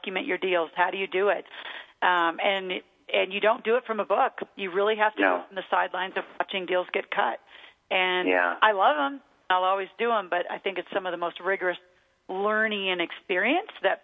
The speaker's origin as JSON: {"language": "English", "town": "Mead", "region": "Nebraska", "country": "United States", "tie": "born or raised there", "said": "I grew up in Meade, Nebraska, which is out in the middle of nowhere between Omaha and Lincoln"}